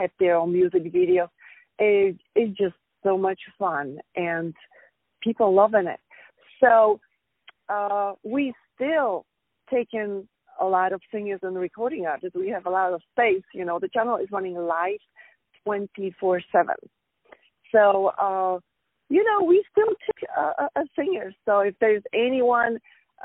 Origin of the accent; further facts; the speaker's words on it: Poland; now in United States; I'm from Poland. I was born in Poland, and I'm in the States for over 20 years.